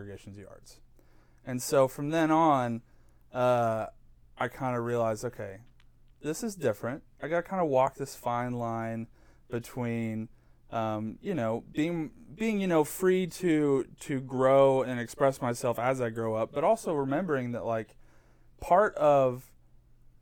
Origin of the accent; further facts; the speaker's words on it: Claremore, Oklahoma, United States; also born or lived in Enid, Oklahoma / Fort Gibson, Oklahoma; if I had to say like I grew up here, it'd probably be Claremore, right down the road